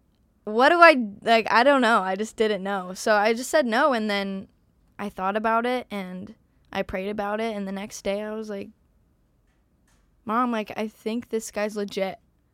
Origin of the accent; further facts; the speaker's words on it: Arizona, United States; I am from Arizona.